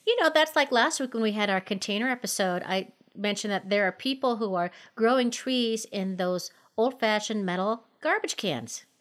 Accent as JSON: {"language": "English", "region": "Minnesota", "country": "United States", "tie": "born or raised there", "moved": "yes", "lives_now": "Colorado, United States", "said": "growing up in Minnesota, my mom had a little orange tree"}